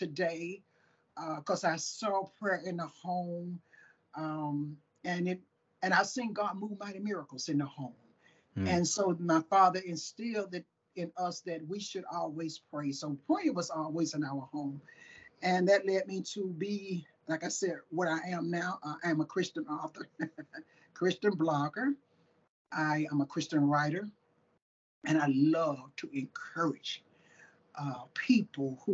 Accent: Tuscaloosa, Alabama, United States; now in Sweetwater, United States; I was born in Tuscaloosa, Alabama. Lived like 10 minutes from University of Alabama. So I'm down in Alabama

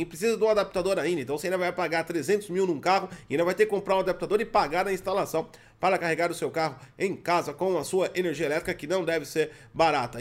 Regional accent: Brazil; eu sou brasileiro

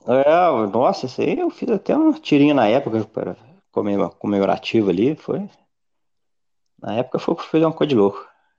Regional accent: Brazil; Nem sabe que eu sou brasileira

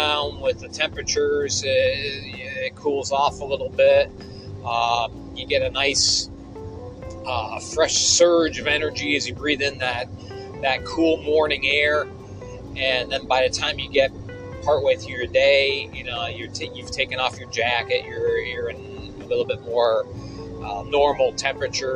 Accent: Endicott, New York, United States; My hometown of Endicott, New York

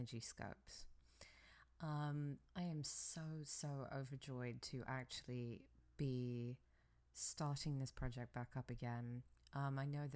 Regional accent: England, United Kingdom; now in United States; I am originally from England, and I'm in America.

